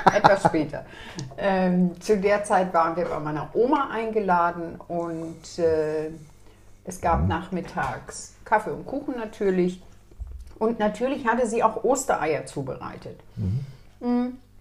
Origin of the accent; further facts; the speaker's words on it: Lower Saxony, Germany; meine Heimat ist nicht Sachsen, sondern Niedersachsen.